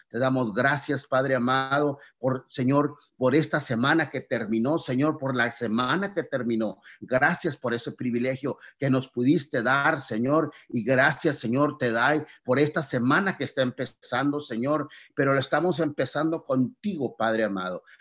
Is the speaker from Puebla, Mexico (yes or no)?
no; Tamaulipas, Mexico; nuestro precioso estado de Tamaulipas